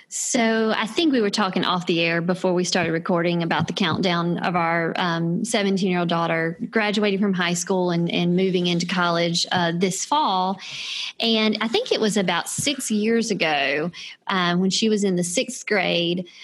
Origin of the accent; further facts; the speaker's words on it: South Carolina, United States; I grew up in South Carolina and attended the University of South Carolina, where I met Scott.